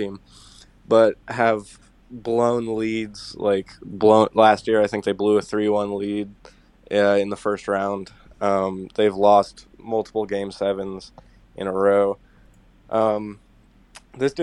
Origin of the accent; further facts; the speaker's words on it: Canada; I'm Canadian.